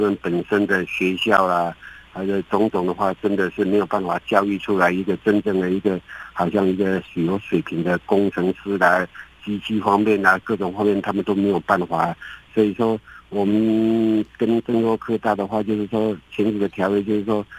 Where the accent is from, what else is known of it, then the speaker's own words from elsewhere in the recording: Taiwan; now in Indonesia; 我们台湾的人民